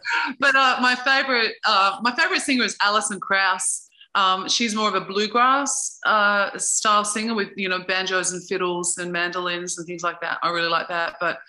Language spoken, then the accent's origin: English; Toowoomba, Queensland, Australia; moved away as an adult; also born or lived in Sydney, Australia; now in Central Coast, New South Wales, Australia; when I was growing up in Toowoomba